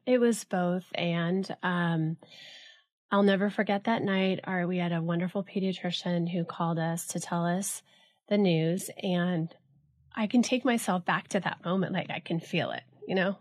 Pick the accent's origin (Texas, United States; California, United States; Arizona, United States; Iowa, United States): California, United States; Los Alamitos; born or raised there; also born or lived in Los Angeles